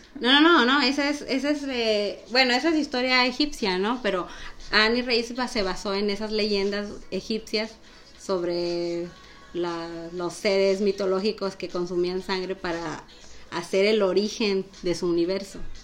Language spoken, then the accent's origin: Spanish; Mexico; como los mexicanos hablamos